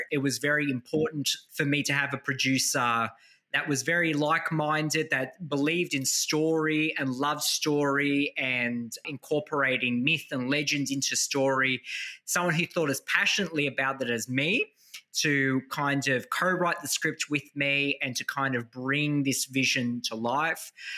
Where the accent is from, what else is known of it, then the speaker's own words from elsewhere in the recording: New South Wales, Australia; Children like myself who growing up in Australia with Maltese grandparents, you know, in communities like Stains where Maltese community